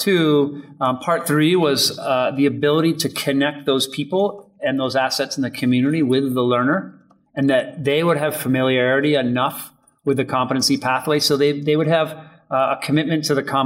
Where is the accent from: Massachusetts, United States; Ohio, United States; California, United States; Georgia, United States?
Massachusetts, United States; Holliston; I grew up in Holliston, Massachusetts, a suburb of Boston